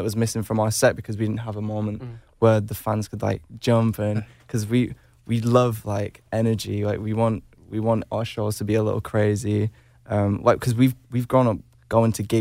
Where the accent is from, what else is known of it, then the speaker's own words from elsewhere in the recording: United Kingdom; we're British, we're in a boy band